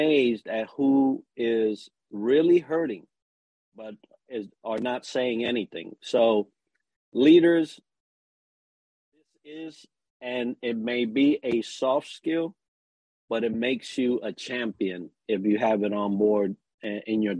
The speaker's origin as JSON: {"language": "English", "region": "New York", "country": "United States", "said": "as a New Yorker"}